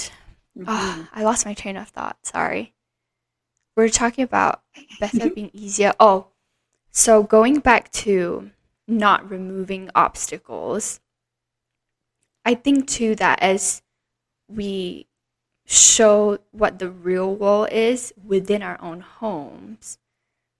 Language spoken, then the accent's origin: English; Singapore; growing up in Singapore, where it is very, very sheltered